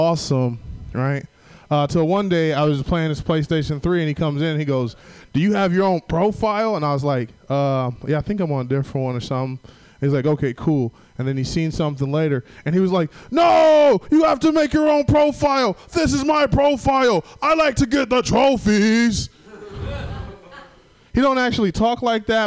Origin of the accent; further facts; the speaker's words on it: Southern Illinois, United States; now in San Francisco, United States; I'm from Southern Illinois